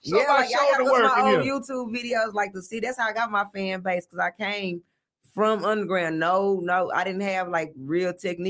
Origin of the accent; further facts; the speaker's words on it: Dallas, Texas, United States; I'm from Village Oaks in Oak Cliff